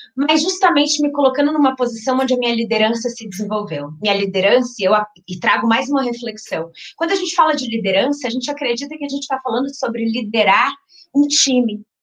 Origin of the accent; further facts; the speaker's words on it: Minas Gerais, Brazil; now in São Paulo, Brazil; sou mineira por criação, paulista por vocação.